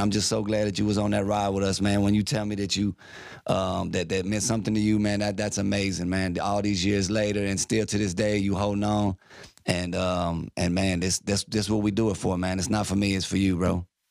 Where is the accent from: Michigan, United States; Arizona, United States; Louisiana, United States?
Louisiana, United States; Baton Rouge; now in Dallas, United States; I'm from Baton Rouge, Louisiana